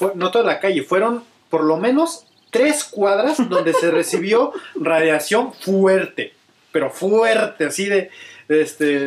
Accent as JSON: {"language": "Spanish", "country": "Mexico"}